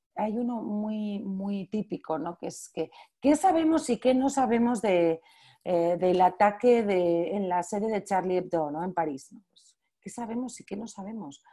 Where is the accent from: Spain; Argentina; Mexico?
Spain; soy la primera española